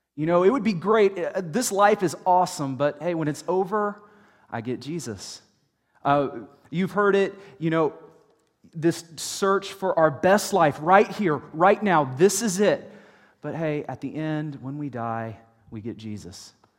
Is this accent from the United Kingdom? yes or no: no; United States; the American church